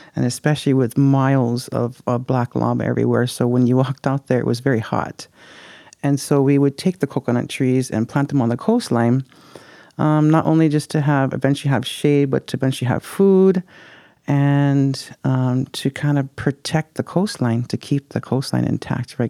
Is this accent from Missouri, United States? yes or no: no; Puna, Hawaii, United States; I am from Pune, born and raised there.